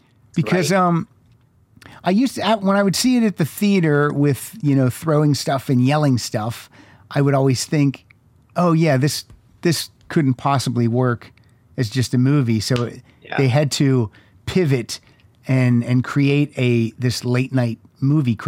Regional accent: western Pennsylvania, United States; I lived in a very small town, about 5,000, 6,000 people in western Pennsylvania

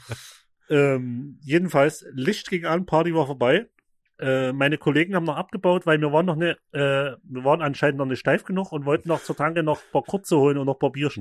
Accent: Vogtland, Saxony, Germany; in der Nähe bei uns im Vogtland.

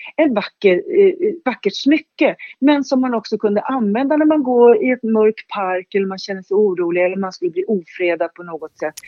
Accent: Stockholm, Stockholm County, Sweden; jag är född i Högdalen, uppväxt i Högdalen

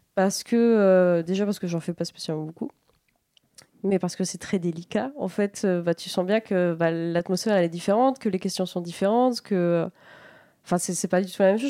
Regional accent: La Roche-sur-Yon, Pays de la Loire, France; moved away; also born or lived in Rennes; je suis allée au conservatoire de la Roche-sur-Yon, de là où je viens

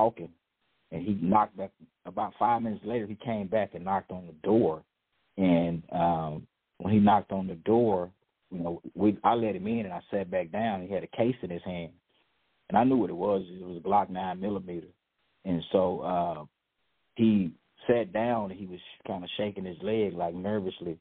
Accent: Dallas, Texas, United States; You know I was raised in South Dallas, and I was raised by my mom and my grandmother and uncles and aunts

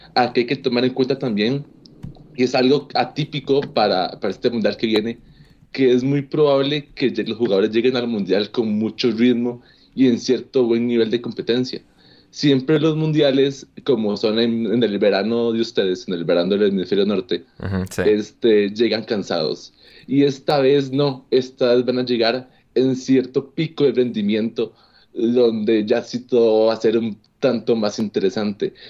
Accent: Costa Rica; a mí como costarricense

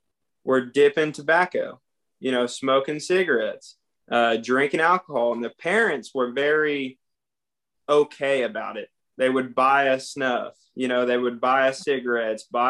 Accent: California, United States; also born or lived in Idaho; I was born and raised in California

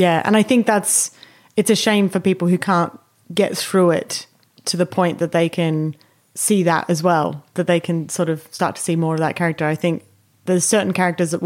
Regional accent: United Kingdom; British people aren't like her

